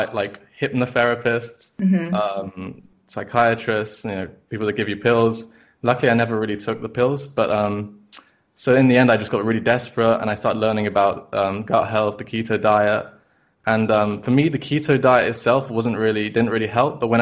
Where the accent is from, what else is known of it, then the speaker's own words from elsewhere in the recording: London, United Kingdom; I've been born and raised in London the whole time.